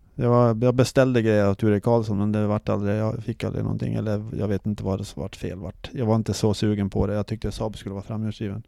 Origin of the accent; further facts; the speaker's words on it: Sweden; vi var från Sverige